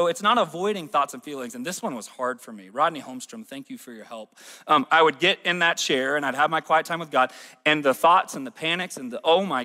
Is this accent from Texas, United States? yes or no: no; Alabama, United States; now in Northwest Arkansas, United States; I'm from Alabama